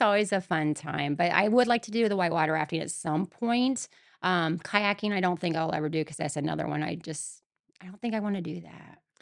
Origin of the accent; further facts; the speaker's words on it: Mansfield, Ohio, United States; I was born and raised in Mansfield